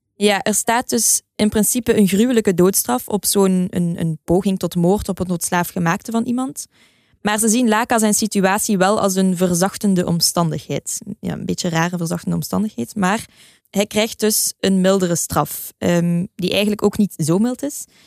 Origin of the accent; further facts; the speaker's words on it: Belgium; als Belg sprekende